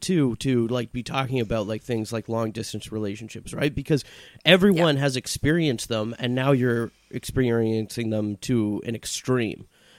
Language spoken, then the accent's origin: English; Vancouver, British Columbia, Canada; now in Toronto, Canada; being like a new comedian moving to a new city, I came from Vancouver, I wanted to get myself into the comedy scene